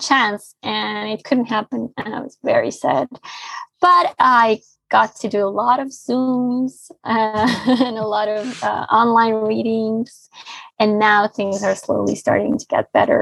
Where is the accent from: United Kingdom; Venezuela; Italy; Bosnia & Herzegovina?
Bosnia & Herzegovina; English is a second language; now in Barcelona, Spain